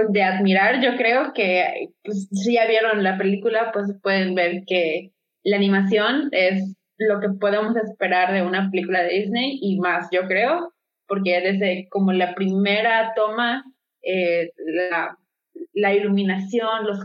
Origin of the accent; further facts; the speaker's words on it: Mexico; yo por lo menos como eh, mexicana